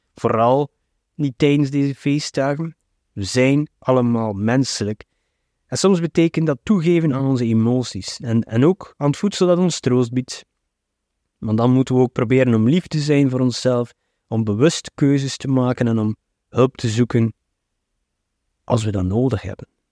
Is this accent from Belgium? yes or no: yes; Flanders, Belgium; Bij ons in de Belgische cultuur, en de Vlaamse cultuur